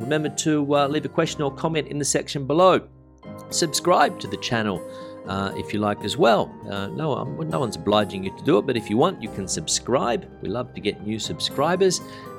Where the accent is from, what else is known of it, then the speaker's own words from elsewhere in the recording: Australia; now in Spain; To get mine, being an Australian, they don't let us drive here.